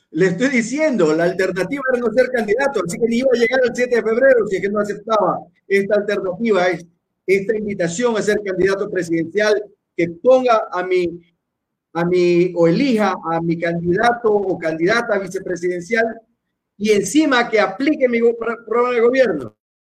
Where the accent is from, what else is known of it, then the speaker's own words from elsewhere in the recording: Guayaquil, Guayas, Ecuador; yo soy nacido en Guayaquil. Eso quiero, quiero que quede bien claro, yo soy guayaquileño. No soy chimboracense